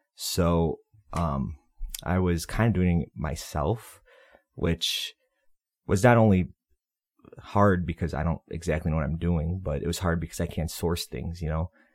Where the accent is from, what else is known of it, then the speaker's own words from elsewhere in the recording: Berwyn, Illinois, United States; also born or lived in Andersonville, Chicago; now in Chicago, United States; I'm from Berwyn, southwest suburb